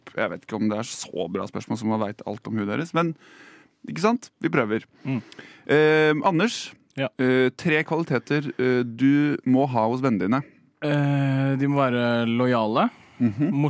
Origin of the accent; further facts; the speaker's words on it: Notodden, Vestfold og Telemark, Norway; Jeg er fra Notodden.